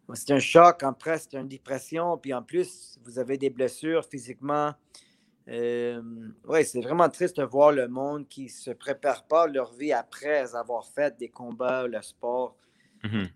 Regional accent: Montreal, Quebec, Canada; je suis un Montréalais

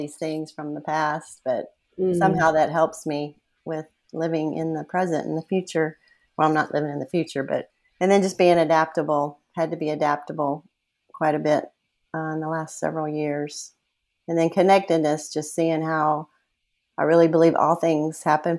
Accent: South Carolina, United States; moved away as an adult; now in Austin, United States; I'm originally from South Carolina

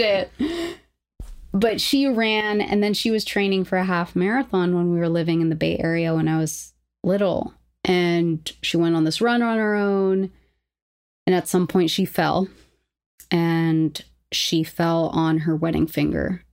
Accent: Lima, Peru; moved away; also born or lived in New York; I grew up in Lima, Peru, so shout out to Markham College

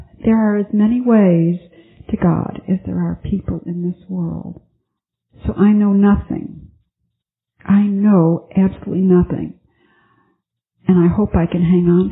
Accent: Buffalo, New York, United States; moved away; I flew to Buffalo, my hometown, and I visited my girlfriend from high school

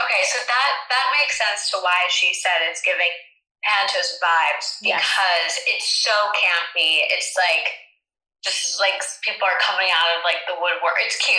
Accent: United States; over in the US

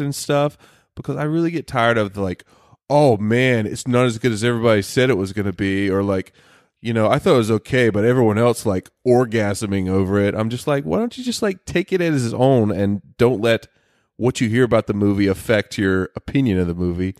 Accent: the South, United States; moved away; I come from the South

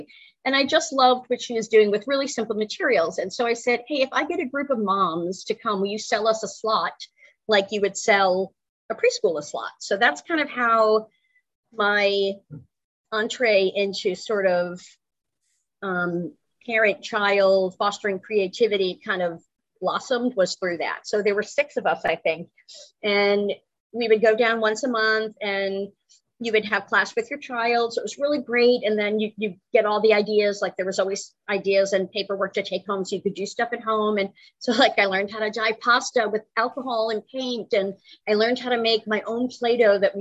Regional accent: Connecticut, United States; moved away as an adult; now in North Carolina, United States; I'm originally from the Northeast, Connecticut

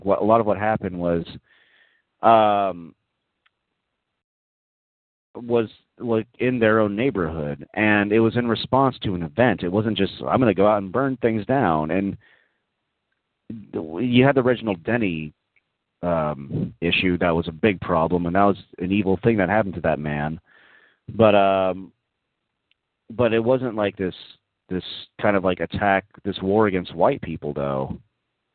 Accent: Texas, United States; I grew up in Texas, and I was there at the time when it happened.

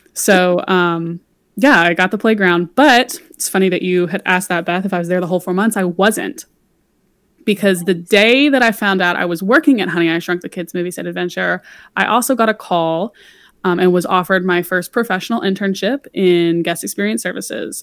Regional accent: Louisiana, United States; moved away; I'm from Louisiana originally

